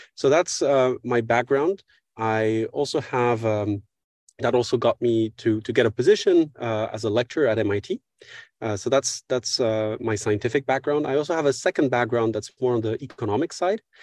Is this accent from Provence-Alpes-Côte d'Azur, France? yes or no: no; Paris, Île-de-France, France; also born or lived in Mexico / United States; I grew up here in Paris, uh, from where I'm speaking right now.